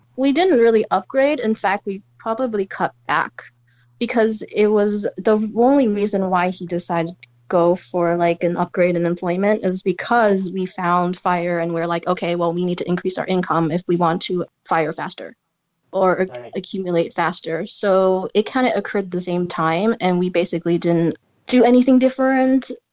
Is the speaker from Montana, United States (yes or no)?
no; San Francisco, California, United States; moved away; I come from San Francisco